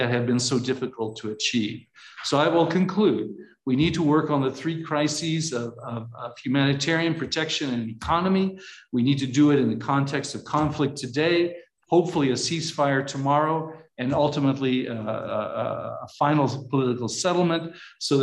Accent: Missouri, United States; I was born and raised in Missouri. So as you know, it's the show me state

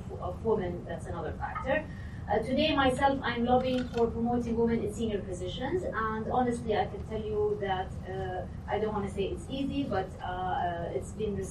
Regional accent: Saudi Arabia; since I'm from Saudi Arabia

